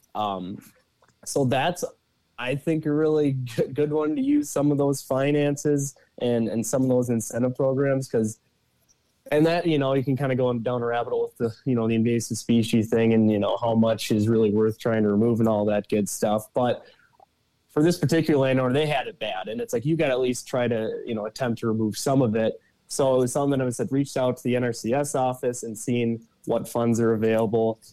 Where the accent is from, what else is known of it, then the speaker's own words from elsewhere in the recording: south of the Twin Cities, Minnesota, United States; I'm from uh, Minnesota. I grew up kind of in the metro area of south of the Twin Cities area